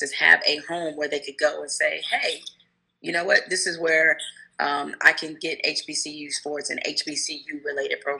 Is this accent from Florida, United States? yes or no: no; Detroit, Michigan, United States; growing up in Detroit